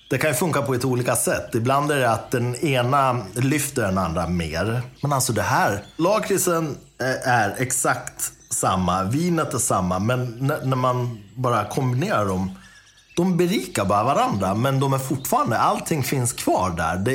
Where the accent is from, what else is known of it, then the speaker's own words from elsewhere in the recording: Dalarna County, Sweden; jag är ju från Dalarna